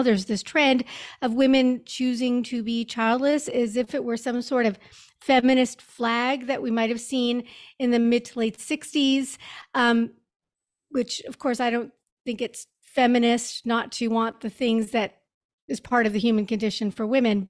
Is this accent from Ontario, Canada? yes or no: no; Montreal, Quebec, Canada; moved away as an adult; also born or lived in New York; I grew up in Montreal